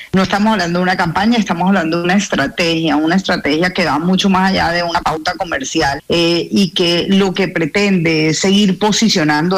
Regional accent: Barranquilla, Atlántico, Colombia; moved away as an adult; yo como barranquillera

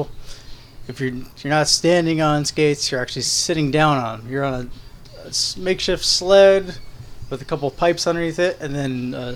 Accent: Howell, United States; I'm from Howell

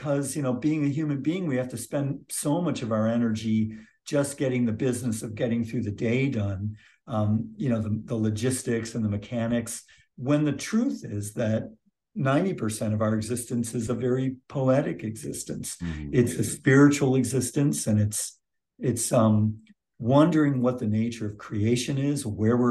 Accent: Michigan, United States; moved away as an adult; also born or lived in Santa Cruz, California; now in Clemmons, United States; I moved from Michigan, where I grew up, to Santa Cruz, California.

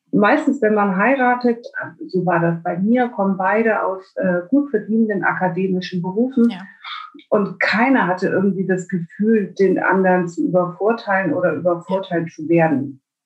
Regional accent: Bremen, Germany; Herkommen tue ich aus Bremen

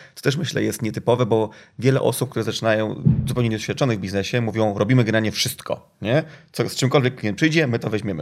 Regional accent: Gdynia, Pomeranian Voivodeship, Poland; ja jestem z Gdyni

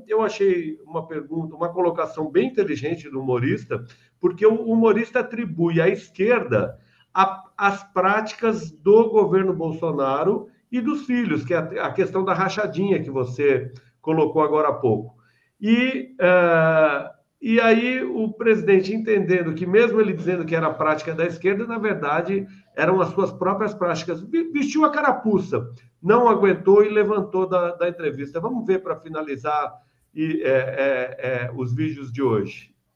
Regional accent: Rio de Janeiro, Brazil; no meu Rio de Janeiro, onde eu nasci

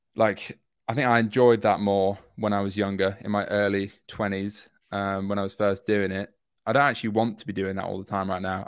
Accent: York, Yorkshire and the Humber, United Kingdom; moved away as an adult; now in London, United Kingdom; I'm from York up north

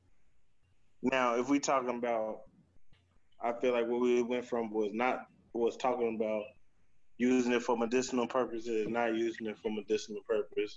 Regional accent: Ohio, United States; also born or lived in Kentucky; I grew up in Ohio, bro, and in Kentucky

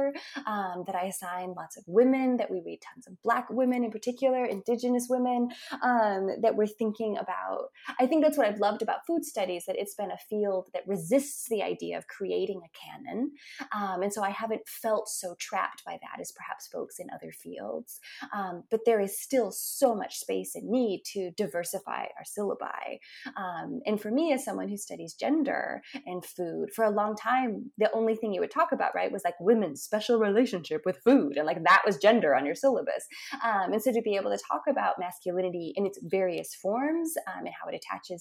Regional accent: Billings, Montana, United States; now in Tulsa, United States; my hometown of Billings, Montana, where I grew up

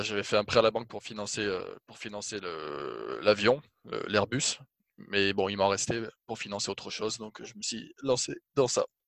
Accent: Toulouse, Occitania, France; Je suis né à Toulouse, j'ai fait mes études à Toulouse

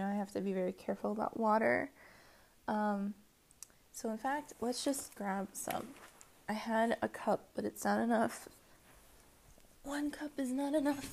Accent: Washington, United States; also born or lived in Maryland; I grew up in Maryland and in Washington. I was born in Washington, D.C.

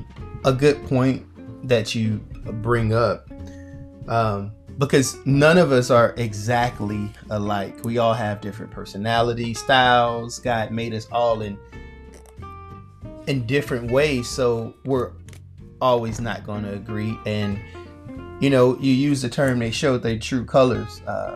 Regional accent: Missouri, United States; We've been, of course, to Missouri. We're from Missouri.

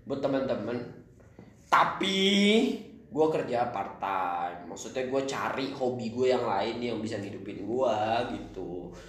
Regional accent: Kalimantan, Indonesia; moved away as an adult; now in Bandung, Indonesia; awal-awal kampus gue dari Kalimantan pindah ke Bandung nggak punya temen dong Bray

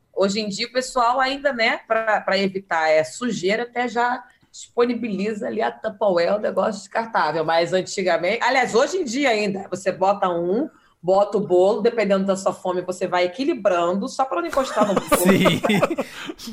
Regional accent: Northeast Brazil, Brazil; now in Rio de Janeiro, Brazil; passar minha infância no Nordeste

